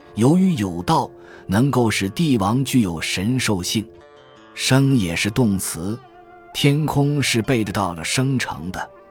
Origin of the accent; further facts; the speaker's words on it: China; 我们中国人到死都脱不了这个壳壳